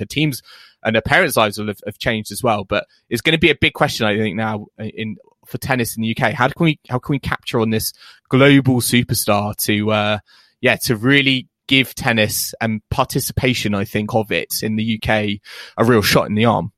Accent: United Kingdom; we are British fans

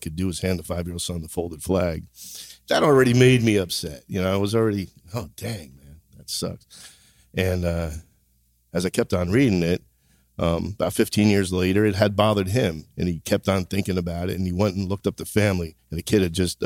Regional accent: New Jersey, United States; from Jersey

